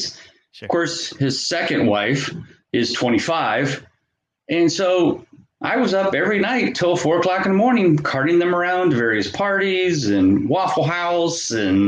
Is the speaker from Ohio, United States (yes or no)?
yes; Canton, Ohio, United States; little Canton, Ohio, you know, I've lived here all my life. This is my hometown